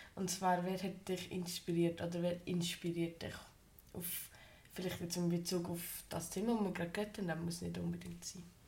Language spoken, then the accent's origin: German; Switzerland; bei uns in der Schweiz